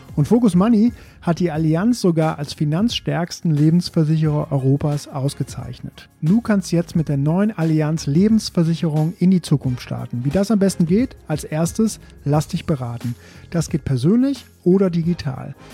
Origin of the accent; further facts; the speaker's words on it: Belgium; moved away; ich komme aus Belgien